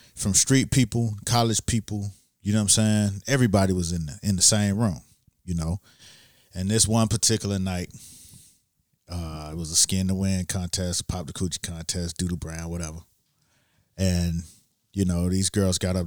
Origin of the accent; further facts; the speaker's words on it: Miami, Florida, United States; I'm from Miami